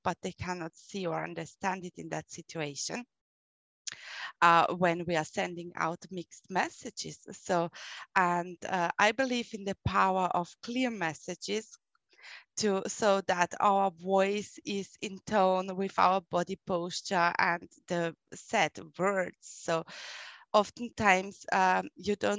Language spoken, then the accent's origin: English; Vienna, Austria; accent: German; English is a second language; I was born in Vienna and grew up there